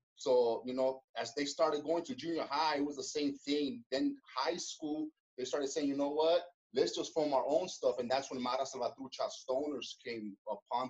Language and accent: English; Los Angeles, California, United States; I was born in Koreatown, right there in Los Angeles